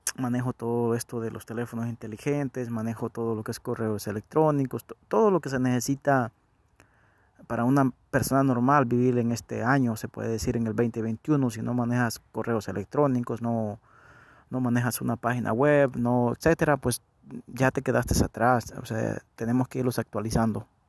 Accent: El Salvador; Yo nací en El Salvador, ya, ya no, ya no me preguntan de dónde soy. Soy del Salvador

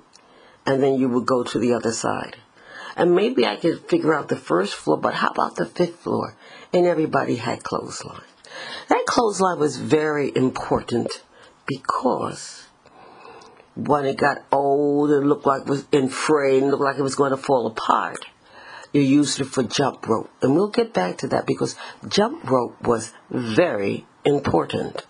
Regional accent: New York City, New York, United States; growing up in the Bronx.

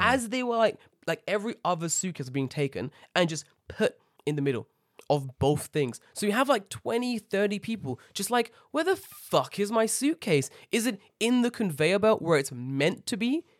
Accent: London, United Kingdom; moved away as an adult; now in Japan; growing up in Tottenham, you grow up with, like, an edge

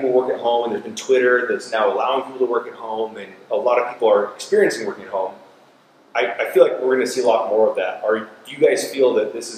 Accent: the Northwest, Pacific Northwest, United States; moved away; I'm from the Northwest

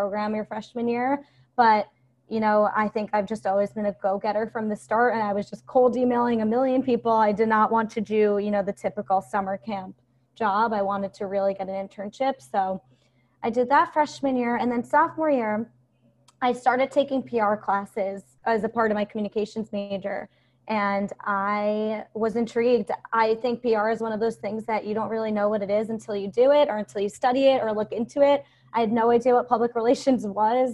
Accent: Long Island, New York, United States; also born or lived in New Orleans; now in New York City, United States; I grew up in Long Island. I now live in New York City.

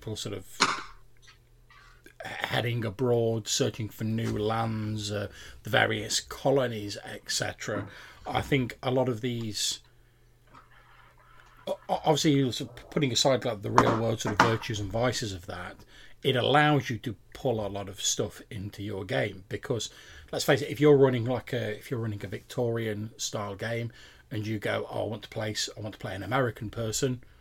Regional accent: United Kingdom; we're British

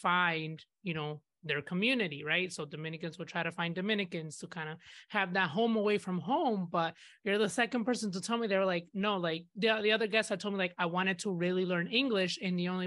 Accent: Grand Rapids, Michigan, United States; I'm from Grand Rapids, Michigan

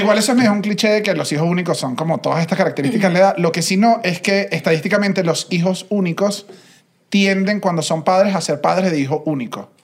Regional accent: Venezuela; yo vengo de Venezuela

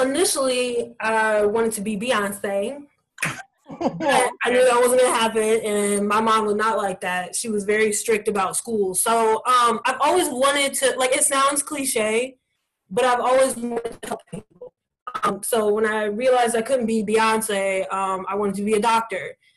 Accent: Gahanna, Ohio, United States; now in Washington DC area, United States; I am originally from Columbus, Ohio, um, specifically a suburb called Gahanna

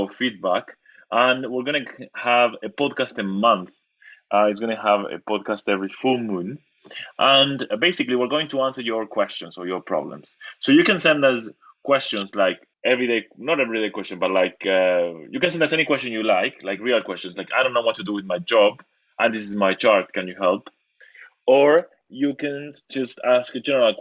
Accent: Argentina; I come from Argentina, where there's a lot of psychoanalysis

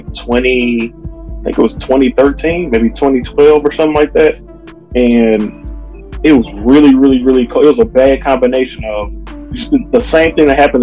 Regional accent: Michigan, United States; we're born and bred in Michigan

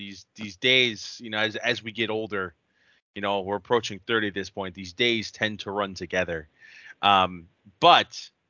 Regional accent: Ohio, United States; but I'm from the Midwest over here in Ohio.

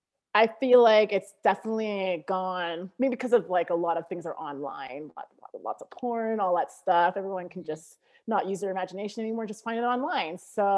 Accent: Ontario, Canada; now in Alberta, Canada; I am in Alberta, but I'm originally from Ontario.

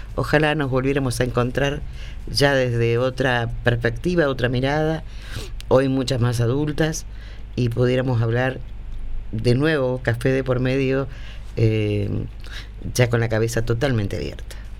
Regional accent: Argentina; éramos argentinos y somos argentinos

